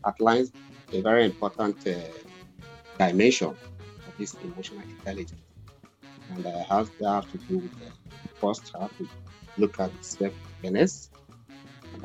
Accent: Delta, Nigeria; moved away as an adult; now in Malaysia; I'm from Nigeria, I'm from Delta State, Nigeria.

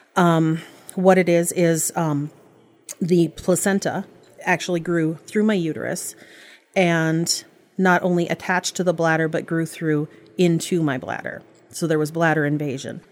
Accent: Bagley, United States; I grew up in Bagley

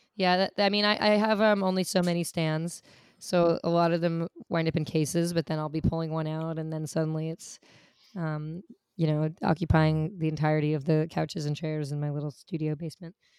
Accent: New York City, New York, United States; I grew up in New York City

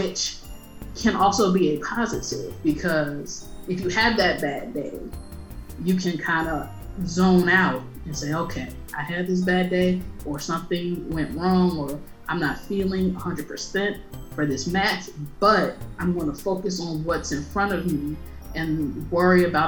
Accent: Chicago, Illinois, United States; I'm Black from Chicago

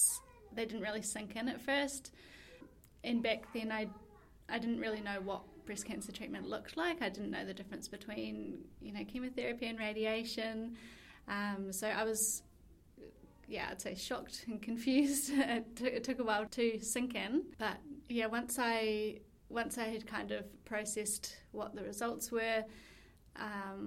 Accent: New Zealand; moved away as an adult; now in Melbourne, Australia; I'm from New Zealand originally, but I've been living in Melbourne for the past 2.5 years.

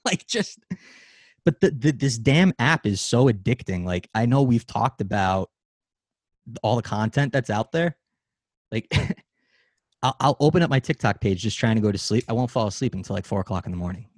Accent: United States; we as an American society

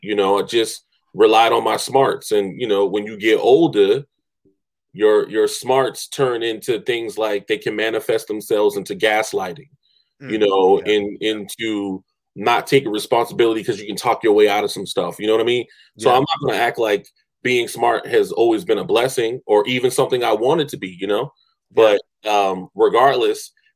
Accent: Charleston, South Carolina, United States; I came from Morningside Middle School, which is in the middle of the hood.

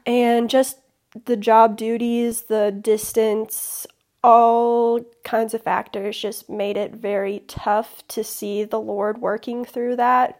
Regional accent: Chicago, Illinois, United States; also born or lived in southern middle Tennessee; now in Tennessee, United States; I'm originally from Chicago

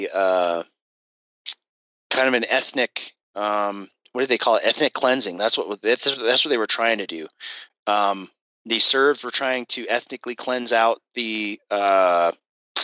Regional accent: Colorado Springs, Colorado, United States; moved away as an adult; I wanted to get back to Colorado Springs. That's my hometown

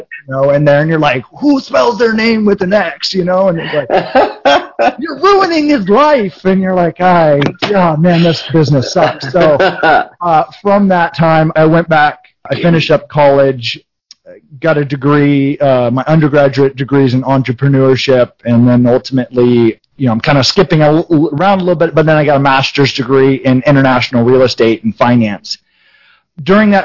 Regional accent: California, United States; also born or lived in Denver, Colorado; I was born in Denver, Colorado. My dad was a mechanic, and my mom was a homemaker. Big Catholic family in Denver, and moved to California when I was a couple years old.

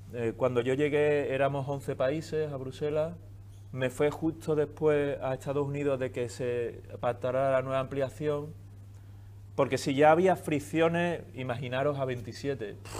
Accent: Seville, Andalusia, Spain; moved away; also born or lived in New York / Brussels; yo vengo de Sevilla

